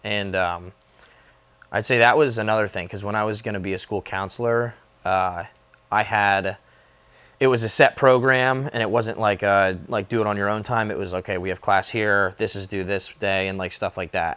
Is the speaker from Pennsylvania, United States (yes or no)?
yes; near Easton, Pennsylvania, United States; five minutes from here